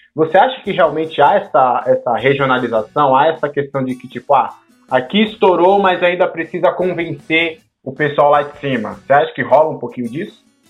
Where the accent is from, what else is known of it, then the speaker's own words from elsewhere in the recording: São Paulo, Brazil; eu e Tiagão somos de São Paulo